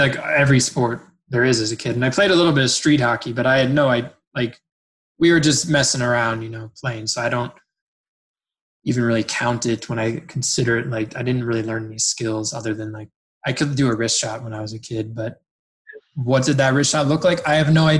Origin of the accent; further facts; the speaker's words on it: New Jersey, United States; moved away as an adult; now in Canada; I'm originally from New Jersey